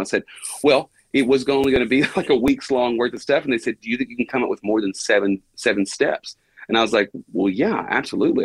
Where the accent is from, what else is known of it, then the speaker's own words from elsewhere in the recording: Buna, Texas, United States; born and raised and have never moved out of the unincorporated township of Buna, Texas.